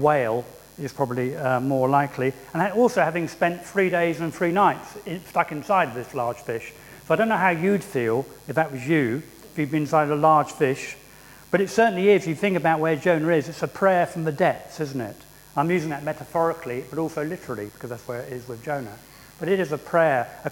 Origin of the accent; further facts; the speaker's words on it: England, United Kingdom; as English people, and I'm the stereotypical English person